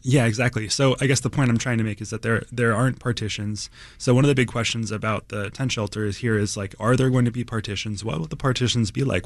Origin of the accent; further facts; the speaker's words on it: East Coast, United States; now in Chicago, United States; I'm, I'm from the East Coast originally.